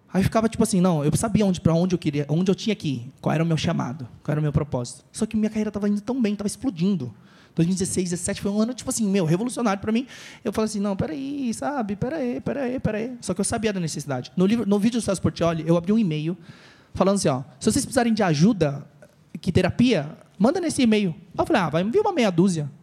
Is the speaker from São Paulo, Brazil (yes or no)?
yes; São Paulo, Brazil; Eu nasci no Bom Retiro, lá na Luz, do lado da Cracolândia e tal. vivi minha vida em dois bairros só